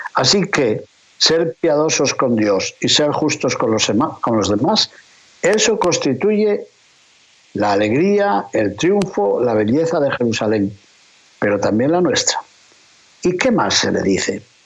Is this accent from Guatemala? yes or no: no; León, Castile and León, Spain; hablándoles precisamente desde mi ciudad natal, desde León, España